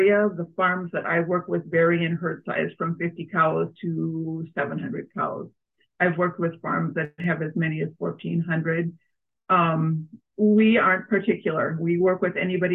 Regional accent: Mayer, Minnesota, United States; now in Cologne, United States; I grew up in Mayer, so I've been a Carver County resident almost all my whole life

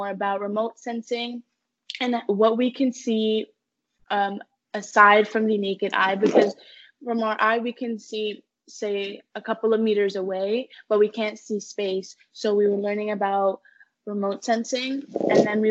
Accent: Connecticut, United States; now in Milton, Canada; I was born in Connecticut

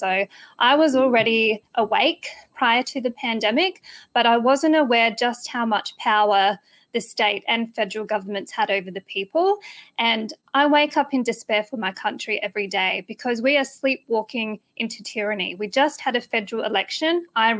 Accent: South Australia, Australia; now in Tennessee, United States; the neighbouring state of South Australia, where I'm originally from

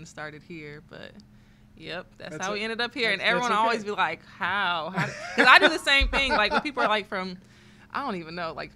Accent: Carbondale, Illinois, United States; also born or lived in Murphysboro; I'm from Carbondale originally

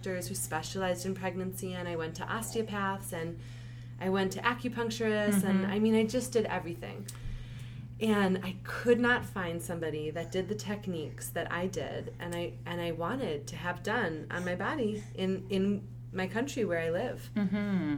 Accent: Minnesota, United States; moved away as an adult; now in Israel; I was born and raised in Minnesota

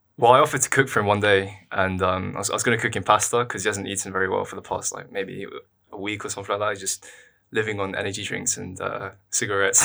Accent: London, United Kingdom; I'm from London. I've always lived in London

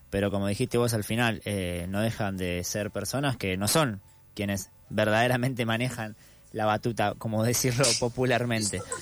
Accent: Argentina

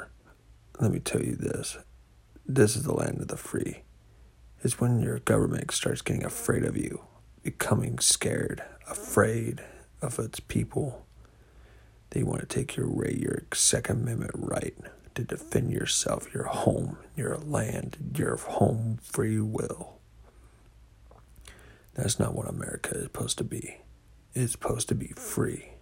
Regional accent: United States; As an American

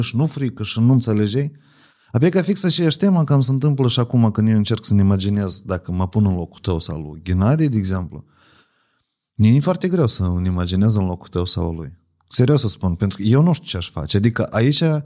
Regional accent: Ocnița, Ocnița District, Moldova; eu sunt din Ocniță

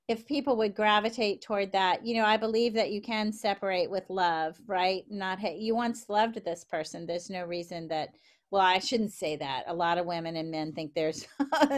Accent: the South, United States; accent: Southern; I tried for years to get rid of my Southern accent

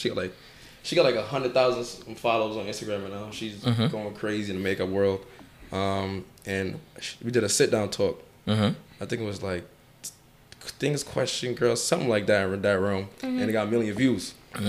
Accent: Mount Vernon, New York, United States; Born and raised. Like, born in Mount Vernon Hospital.

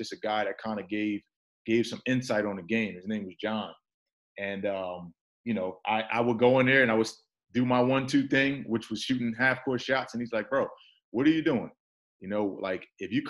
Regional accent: Newark, New Jersey, United States; also born or lived in Irvington, New Jersey; I was born and raised in Newark, New Jersey, also Irvington, New Jersey

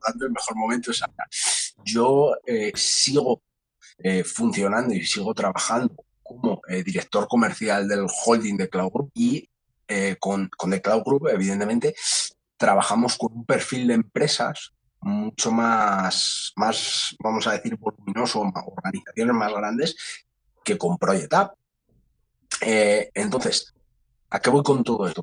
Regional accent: Madrid, Community of Madrid, Spain; yo nazco, como he dicho, aquí en Madrid, estudio también en Madrid, eh, cerquita, cerquita del Retiro

